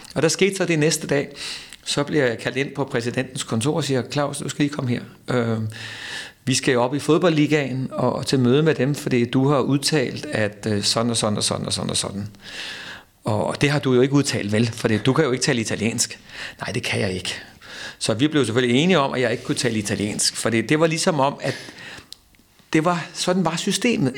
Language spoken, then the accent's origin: Danish; Denmark; vi danskere